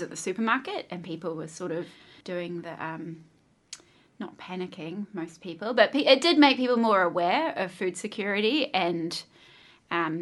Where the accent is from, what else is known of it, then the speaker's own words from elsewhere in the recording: Christchurch, Canterbury, New Zealand; also born or lived in United Kingdom; I'm from Christchurch. That's where I grew up. And I remember we actually moved to Christchurch from the UK when I was 10